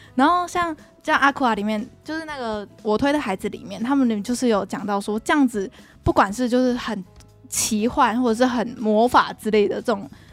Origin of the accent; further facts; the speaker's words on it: Taiwan; 我们台湾人